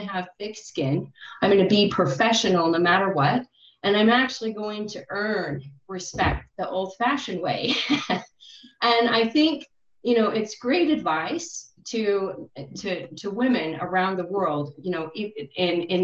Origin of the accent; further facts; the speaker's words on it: United States; I'm coming in as an American